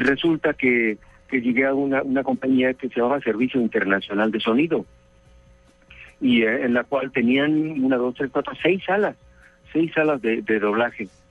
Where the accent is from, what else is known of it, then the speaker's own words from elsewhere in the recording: Mexico; now in Mexico City, Mexico; llegué acá a la capital del Distrito Federal de México